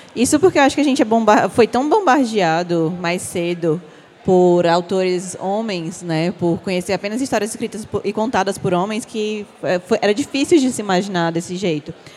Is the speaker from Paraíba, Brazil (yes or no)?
no; Aracati, Ceará, Brazil; now in Fortaleza, Brazil; Nasci em Aracati, mas moro em Fortaleza já tem muito tempo